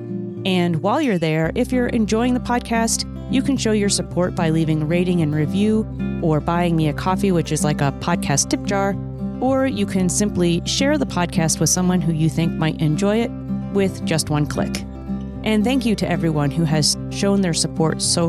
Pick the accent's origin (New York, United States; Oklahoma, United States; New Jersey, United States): New Jersey, United States; I grew up in New Jersey